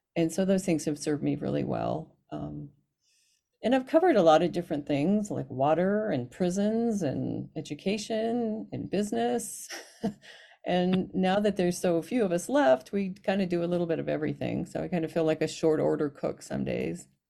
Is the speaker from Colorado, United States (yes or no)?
yes; Alamosa, Colorado, United States; now in Utah, United States; I was born in Alamosa, Colorado